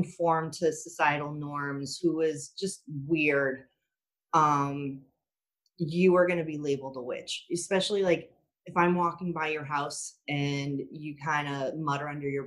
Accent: Boston, Massachusetts, United States; I grew up in Boston. I grew up probably a half hour from Salem.

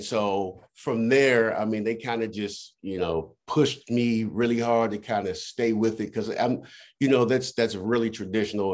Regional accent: Washington, District of Columbia, United States; also born or lived in Virginia / Maryland; I'm actually from the Washington D.C. area. Uh, I consider myself a, a true Washingtonian. Um, I mean, I've I've moved all over through the DMV, Virginia, Maryland, but DC's always been my home.

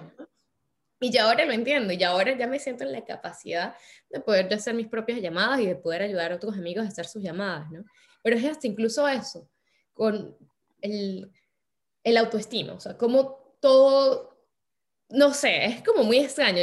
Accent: Andes, Venezuela; now in France

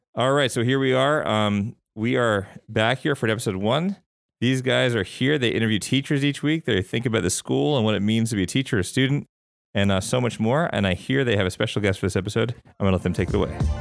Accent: Long Island, New York, United States; moved away as an adult; also born or lived in Clemson, South Carolina / Atlanta, Georgia / Cleveland, Ohio / Memphis, Tennessee; I'm from New York. I'm from Long Island.

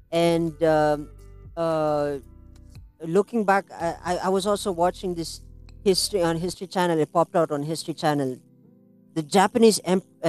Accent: India; as an Indian

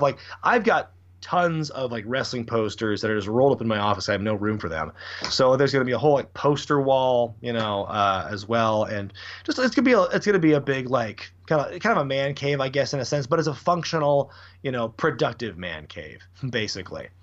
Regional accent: Portland, Oregon, United States; I'm born and raised in Portland, Oregon

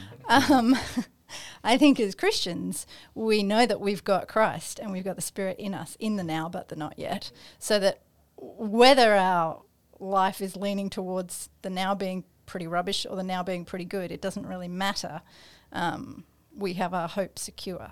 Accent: Australia; we are, um, in Australia

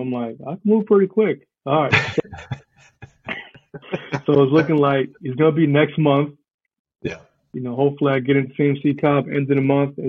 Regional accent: Brooklyn, New York, United States; also born or lived in England / Guyana; So I was born in New York, born in Brooklyn. Spent the first, my life in New York.

